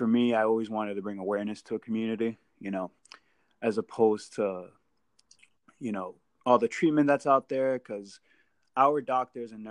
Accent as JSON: {"language": "English", "area": "Merrimack Valley", "region": "Massachusetts", "country": "United States", "tie": "born or raised there", "said": "growing up in the Merrimack Valley, everyone knows what Merrimack College is."}